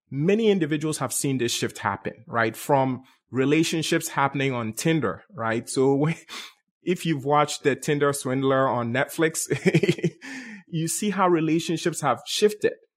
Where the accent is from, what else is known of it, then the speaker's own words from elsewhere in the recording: Ghana; moved away as an adult; also born or lived in Bronx, New York; now in United States; Born and raised in Ghana, West Africa, came to the U S, and life for me started in Bronx, New York, around age eighteen.